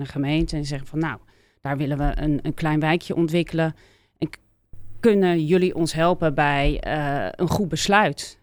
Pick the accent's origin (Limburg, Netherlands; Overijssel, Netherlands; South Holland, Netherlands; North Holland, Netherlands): South Holland, Netherlands; Leiden; also born or lived in Amsterdam; ik eh, ben grotendeels dus eh, opgegroeid in Leiden.